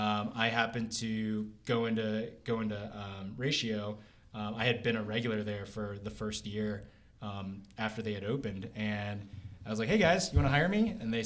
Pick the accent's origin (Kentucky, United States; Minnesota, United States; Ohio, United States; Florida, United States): Kentucky, United States; I'm originally from Kentucky, which is very odd since I'm Asian